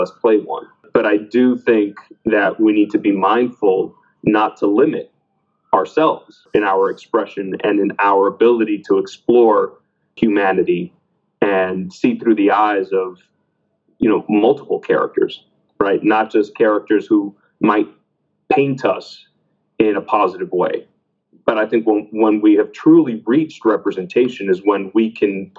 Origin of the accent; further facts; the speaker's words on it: Miami, Florida, United States; both of my parents are Cuban. I was born in Miami, Florida